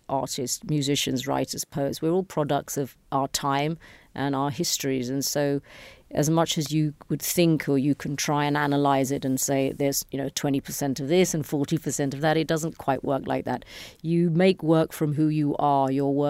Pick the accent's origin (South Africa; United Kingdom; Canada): United Kingdom; London; moved away as an adult; now in India; Sure. I was born in 1969 in London. I lived in the UK till I was 22 years old. And I went to India on a holiday and stayed in India and made a career and started working.